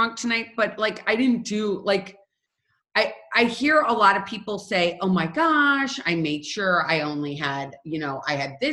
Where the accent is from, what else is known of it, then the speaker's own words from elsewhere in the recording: St. Louis, Missouri, United States; I'm from St. Louis